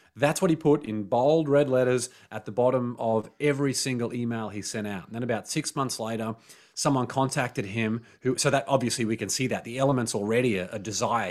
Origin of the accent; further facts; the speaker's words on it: Australia; growing up in Australia